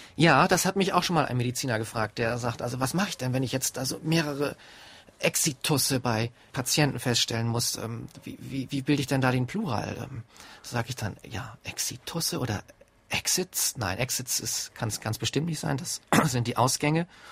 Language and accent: German; Germany; Bei uns in Deutschland